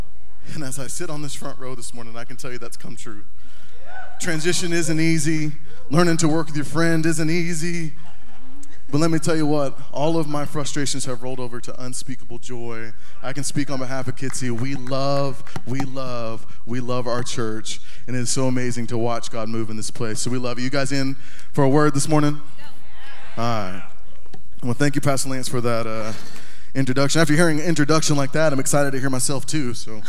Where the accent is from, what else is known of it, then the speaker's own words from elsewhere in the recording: North Carolina, United States; also born or lived in Corpus Christi, Texas; I was born in Corpus Christi, Texas, and almost immediately we moved from Corpus Christi, Texas to North Carolina, and grew up there